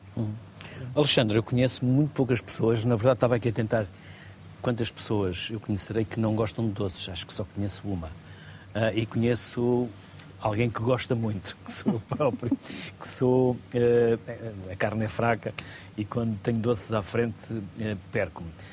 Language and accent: Portuguese; the North, Norte, Portugal; eu sou do Norte